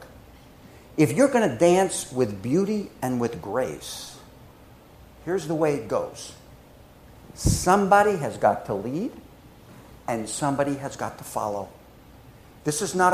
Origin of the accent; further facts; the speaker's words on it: New Jersey, United States; moved away as an adult; also born or lived in New York City, United States; now in Appleton, United States; I'm from the East Coast. I'm born in Jersey, worked in New York City for many years